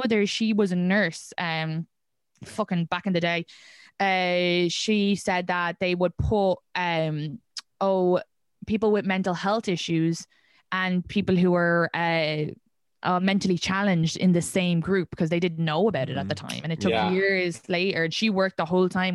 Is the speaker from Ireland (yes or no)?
yes; Ireland; moved away as an adult; now in New York City, United States; I grew up in Ireland, that's a modern country